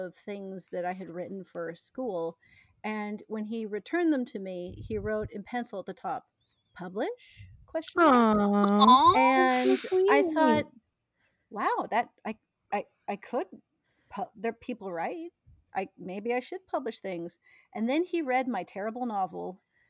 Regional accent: San Jose, California, United States; now in Vancouver, Canada; I live in Vancouver, Canada. I'm originally from San Jose, California

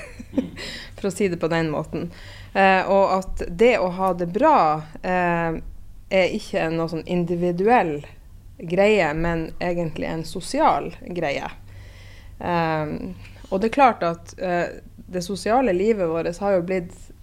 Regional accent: Northern Norway, Norway; jeg er fra Nord-Norge sjøl

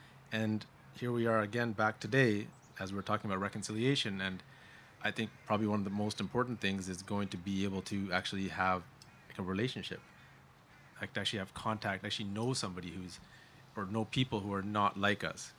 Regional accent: Kamloops, British Columbia, Canada; I grew up in a small town as well. I grew up in Kamloops

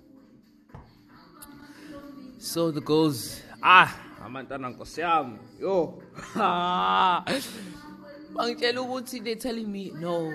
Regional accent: KwaZulu-Natal, South Africa; now in Stellenbosch, South Africa; I'm from KwaZulu-Natal originally, but currently at Stellenbosch

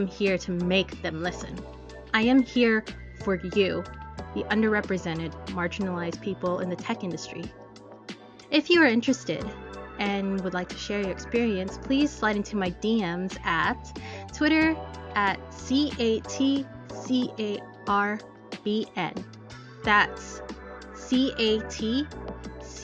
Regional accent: United States; I am Filipino-American.

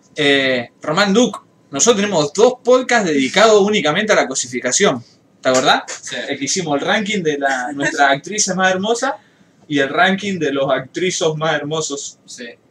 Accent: Rosario, Santa Fe, Argentina; los rosarinos somos unos, unos porteños wannabe

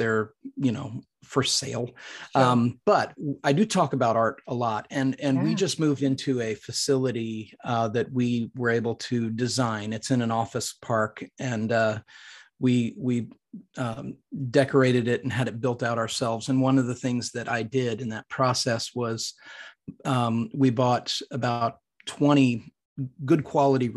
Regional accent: Midwest, United States; now in Franklin, United States; I'm a from the Midwest. It's where I grew up.

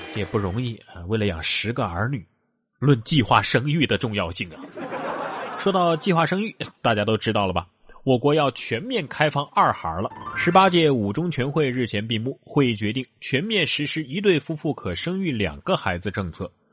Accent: Sichuan, China; 咱们四川人还擅长这个

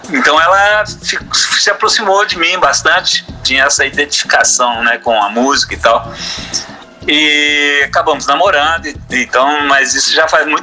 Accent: Franca, São Paulo, Brazil; born there; Eu nasci em Franca, mas é, minha sede é mineira, ali sul de Minas, né?

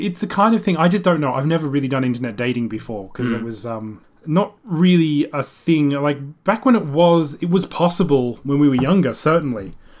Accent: Sydney, New South Wales, Australia; also born or lived in Japan; when I was going to school in Sydney, when my primary school there

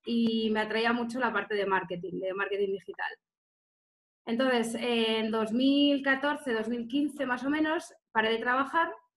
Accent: Salamanca, Castile and León, Spain; moved away as an adult; also born or lived in Barcelona / Tenerife / Gran Canaria / Lanzarote; now in Mallorca, Spain; yo nací y estudié en Salamanca

